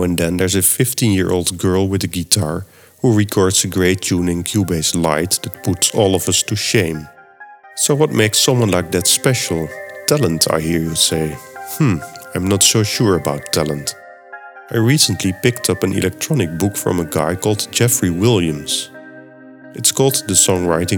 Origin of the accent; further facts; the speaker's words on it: Netherlands; accent: Dutch; first language Dutch; English is a second language; my native language is Dutch. So that explains the funny accent